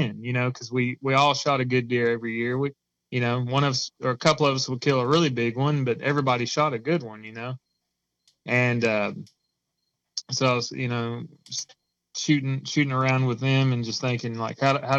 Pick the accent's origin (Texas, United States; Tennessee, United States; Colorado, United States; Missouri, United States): Tennessee, United States; moved away as an adult; now in Indiana, United States; I'm originally from Tennessee. I'll be a Tennessee until I die. And we moved up to Indiana